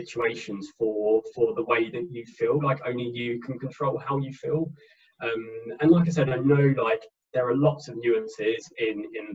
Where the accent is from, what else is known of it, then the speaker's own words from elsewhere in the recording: Enfield, London, United Kingdom; moved away as an adult; now in Nottingham, United Kingdom; originally I'm from Enfield in North London. I now live in Nottingham in the Midlands in the UK